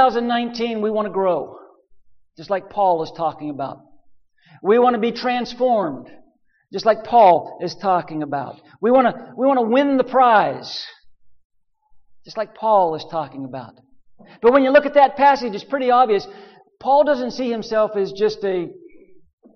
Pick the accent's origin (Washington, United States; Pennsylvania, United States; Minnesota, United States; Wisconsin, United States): Pennsylvania, United States; western; moved away as an adult; also born or lived in Nashville; my home in western Pennsylvania where I grew up